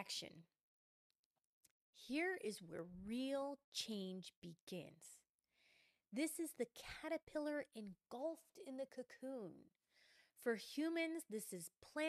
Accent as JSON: {"language": "English", "region": "Midwest", "country": "United States", "said": "I'm from the Midwest. I'm calling it pop."}